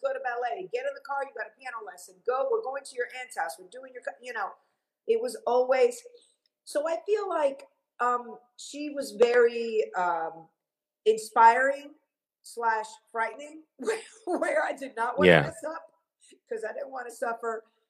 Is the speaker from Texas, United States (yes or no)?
no; Miami, Florida, United States; also born or lived in Havana, Cuba / Long Island, New York; my mom decided that she was going to move to Miami because she wanted to start a new life